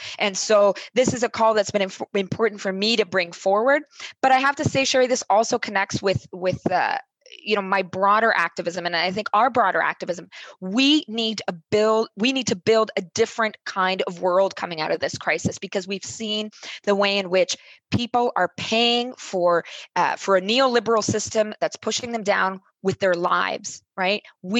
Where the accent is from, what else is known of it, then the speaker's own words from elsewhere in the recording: Canada; And as a Canadian council member myself, I proposed to help them out and build here in our own country.